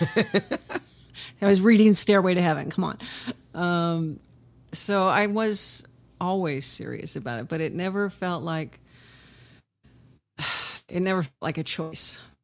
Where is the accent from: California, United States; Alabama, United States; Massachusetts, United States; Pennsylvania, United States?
California, United States; Huntington Beach; also born or lived in Inglewood, California; I was born in Inglewood and most of my childhood was in Huntington Beach, California